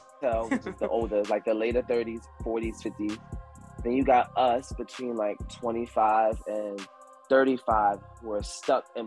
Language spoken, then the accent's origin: English; Philadelphia, Pennsylvania, United States; I'm from Philadelphia, Pennsylvania